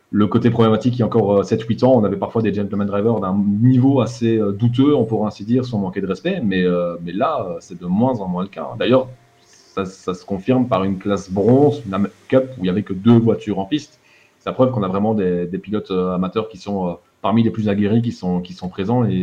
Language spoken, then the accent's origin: French; Borinage, Wallonia, Belgium; accent: Borinage